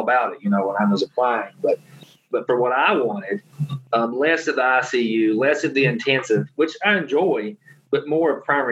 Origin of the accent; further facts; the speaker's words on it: an hour from Knoxville, Tennessee, United States; UT Knoxville, which was an hour from my hometown